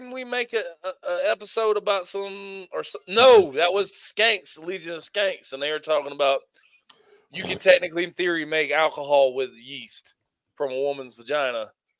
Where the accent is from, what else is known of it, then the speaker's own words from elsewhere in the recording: Australia; I watch Wentworth. I'm an Australian guy.